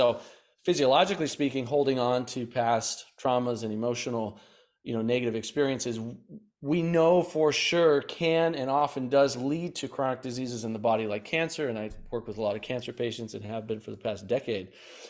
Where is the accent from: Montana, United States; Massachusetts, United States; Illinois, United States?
Montana, United States; Bozeman; moved away as an adult; now in San Diego, United States; And at 18, I moved from Bozeman, Montana, and drove to San Diego, California, Oceanside, ran out of gas there, and basically started my life over.